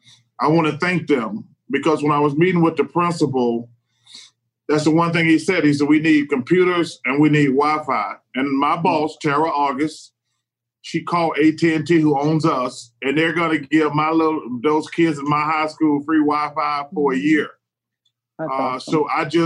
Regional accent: Leeds, Alabama, United States; I'm in a small town, and I can, and like, for my kids, and I look at everybody in Leeds as my kids, for my kids in my hometown

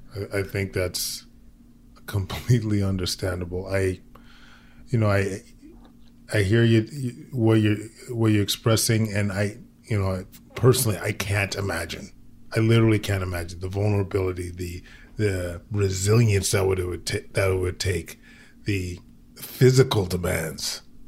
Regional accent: Alberta, Canada; moved away; I'm originally from Alberta

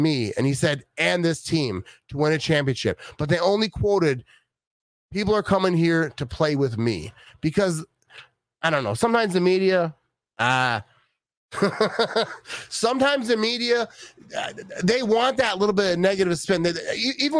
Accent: Green Bay, Wisconsin, United States; I'm from Green Bay. I'm born and raised in Green Bay

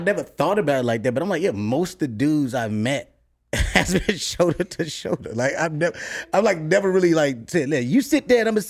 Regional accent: Chicago, Illinois, United States; I'm from Chicago. It's very segregated. It's very racist.

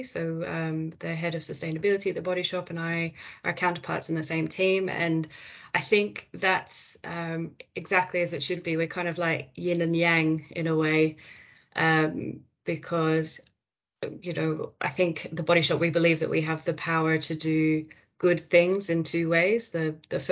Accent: Australia; moved away; Australia, which is where I'm from

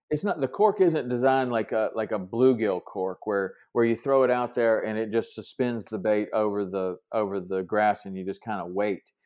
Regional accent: Tennessee, United States; I grew up in Tennessee

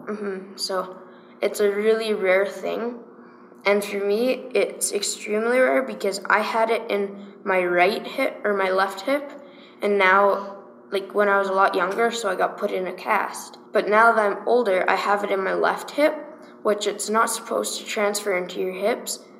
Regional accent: Calgary, Alberta, Canada; also born or lived in De Winton, Alberta; I was born in Calgary, and I was raised in Calgary

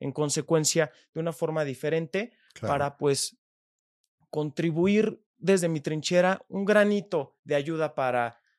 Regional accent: Mexico; como ciudadanos mexicanos

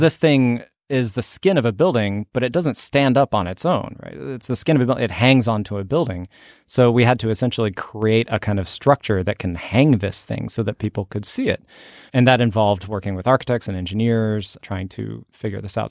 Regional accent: Fort Worth, Texas, United States; also born or lived in Oklahoma; I grew up mostly in Oklahoma and Texas. And when I was, I think, ten years old, we moved to Fort Worth

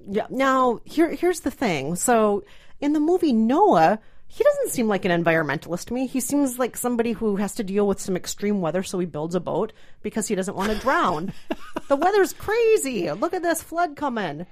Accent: Minnesota, United States; I'm from Minnesota, and I'm not Mexican

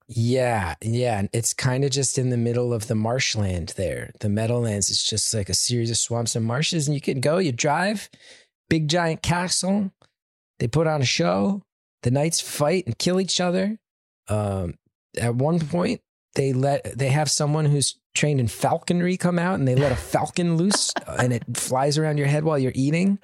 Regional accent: New Jersey, United States; growing up in New Jersey and doing comedy in New York

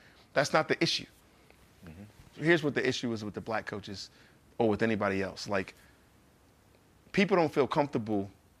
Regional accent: Newark, New Jersey, United States; also born or lived in Irvington, New Jersey; I'm from Newark, New Jersey. Mm-hmm. I went to school in Irvington, New Jersey. Like I'm from like the bottom.

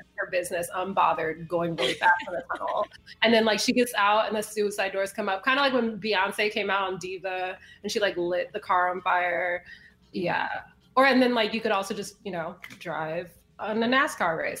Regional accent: Chicago, Illinois, United States; also born or lived in New York City area; now in New York City, United States; I am originally from Chicago, currently living in the New York City area

